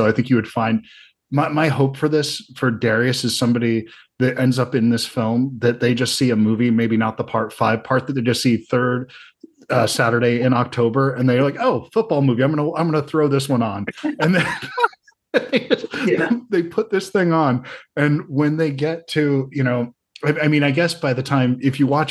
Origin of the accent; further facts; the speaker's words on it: the South, United States; I'm from the South